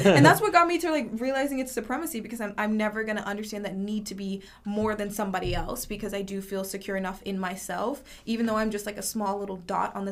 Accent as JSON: {"language": "English", "region": "North Carolina", "country": "United States", "tie": "born or raised there", "said": "I was raised in North Carolina"}